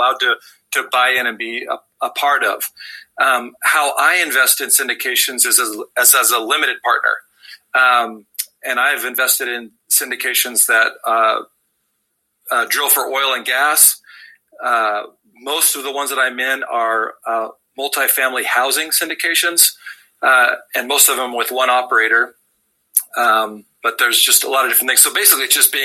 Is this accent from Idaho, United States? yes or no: yes; Southern Idaho, United States; also born or lived in Wendover, Utah; So I grew up in Southern Idaho, where I currently practice.